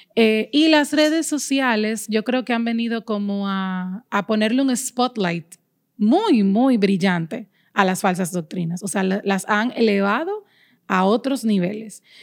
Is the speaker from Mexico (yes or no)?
no; Dominican Republic; aquí en mi país, República Dominicana